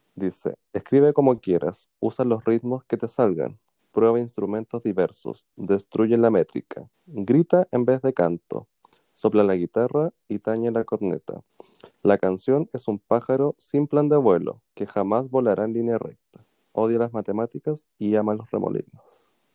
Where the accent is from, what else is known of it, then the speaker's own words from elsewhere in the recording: Puente Alto, Santiago Metropolitan Region, Chile; me encantaba igual allá en Puente Alto, yo soy de Puente Alto